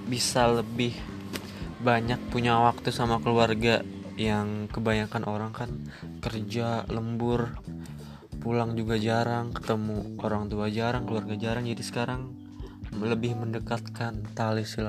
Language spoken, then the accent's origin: Indonesian; Karawang, West Java, Indonesia; born there; Gue asalnya dari Karawang Lahir juga di Karawang, tapi besar di di mana mana